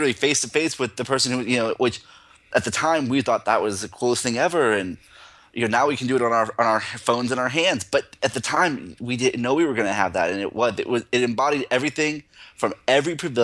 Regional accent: Central Florida, United States; moved away; I grew up in Central Florida, and I somehow moved away

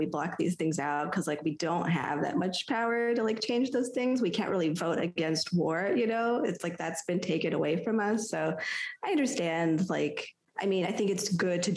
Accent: United States; as an American

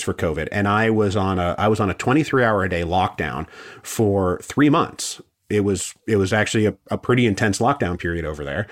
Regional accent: Seattle, Washington, United States; moved away; I'm from the West Coast originally, like, I'm from Seattle and my whole family's from Washington and Oregon and California.

